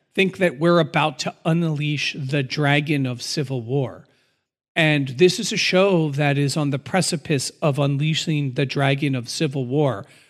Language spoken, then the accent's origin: English; United States; as an American